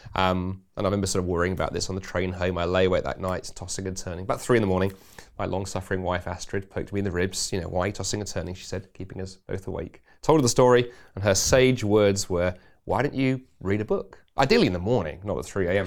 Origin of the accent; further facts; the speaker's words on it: England, United Kingdom; now in Scotland; being an Englishman